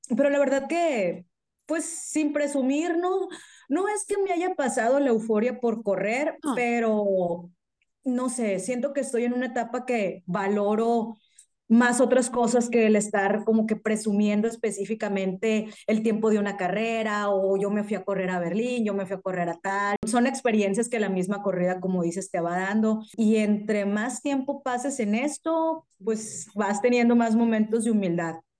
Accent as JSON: {"language": "Spanish", "country": "Mexico", "said": "nosotros como mexicanos íbamos a ir"}